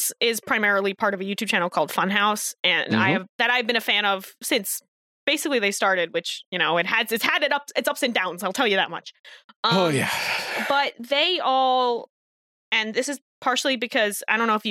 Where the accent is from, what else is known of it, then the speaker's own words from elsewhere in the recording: New Jersey, United States; moved away as an adult; also born or lived in Rhode Island; now in Boston, United States; I was birthed in Rhode Island, but then I did move to New Jersey